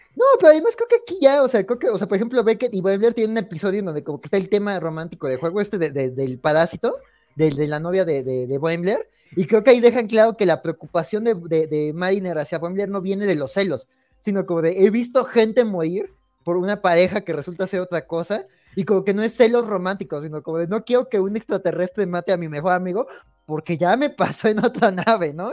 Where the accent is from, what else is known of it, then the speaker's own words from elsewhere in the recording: Mexico; nosotros como mexicanos